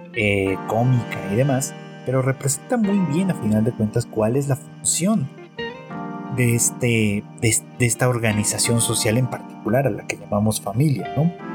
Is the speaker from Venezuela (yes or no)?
no; Mexico; se decía mucho en, en mi país, en México